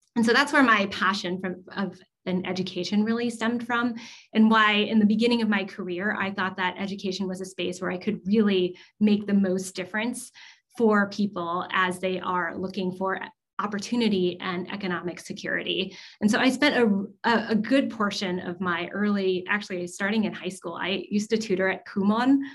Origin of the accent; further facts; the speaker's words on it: Southern California, United States; I grew up in Southern California, and I grew up a lot around a lot of Asian Americans